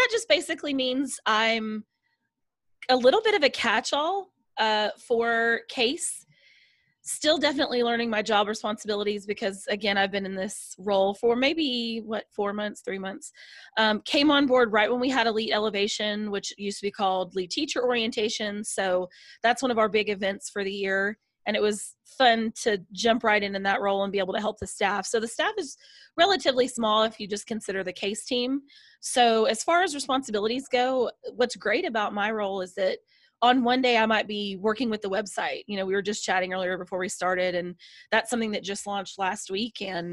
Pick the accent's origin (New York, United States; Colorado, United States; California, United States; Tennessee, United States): Tennessee, United States; Nashville; I'm from Nashville, Tennessee